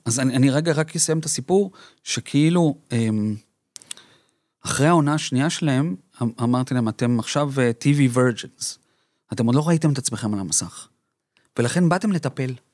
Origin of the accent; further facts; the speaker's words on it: Colombia; now in Israel; אני קולומביאני, אמא שלי ארגנטינאית ואני נולדתי בקולומביה